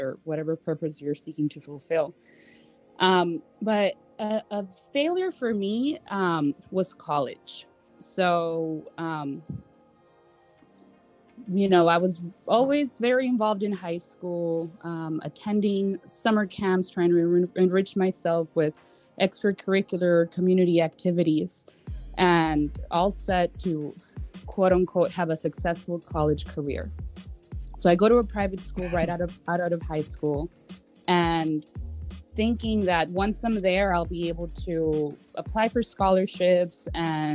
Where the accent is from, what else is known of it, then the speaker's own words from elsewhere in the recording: Laredo, Texas, United States; also born or lived in Austin; I come back to Laredo, to my hometown from Austin